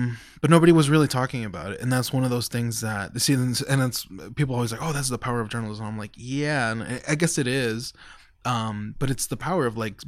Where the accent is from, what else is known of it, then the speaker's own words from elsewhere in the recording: Mexico; born there; I take the fact that I was born in Mexico, the fact that I struggle with identity, the fact that goes home with me.